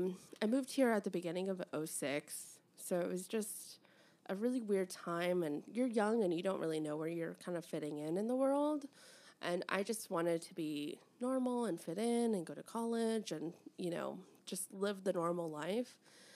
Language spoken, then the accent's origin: English; Mexico; I take the blue passport, but when I get asked questions, I'm like, I'm from Mexico.